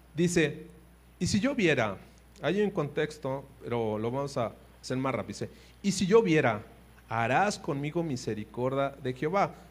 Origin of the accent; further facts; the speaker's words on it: Mexico; somos mexicanos